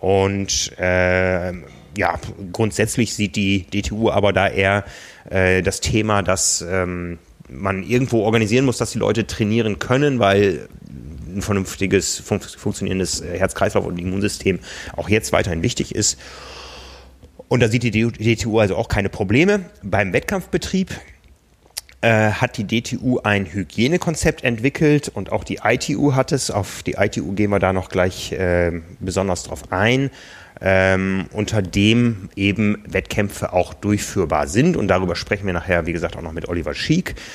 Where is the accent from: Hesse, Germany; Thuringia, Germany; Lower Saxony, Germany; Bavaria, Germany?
Lower Saxony, Germany; Osnabrück; now in Hamburg, Germany; Also ich weiß aus meiner Heimatstadt Osnabrück, da war immer der 1. Mai, war Eröffnung. Hier in Hamburg handhabt man es eher so